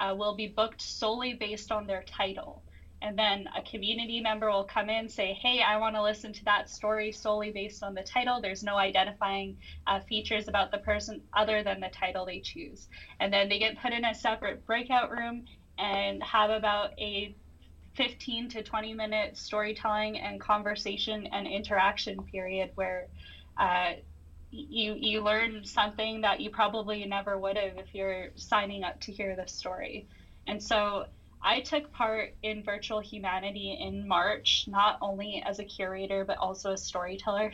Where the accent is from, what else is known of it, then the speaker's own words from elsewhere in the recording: Chilliwack, British Columbia, Canada; I come from the Suwali First Nation located in Chilliwack, Cultus Lake, BC